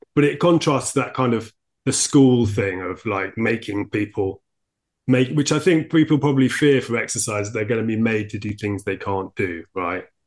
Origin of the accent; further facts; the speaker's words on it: United Kingdom; I'm, I'm too British